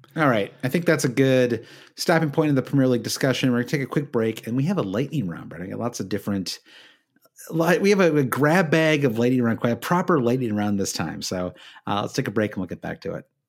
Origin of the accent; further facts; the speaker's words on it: Michigan, United States; I'm from Michigan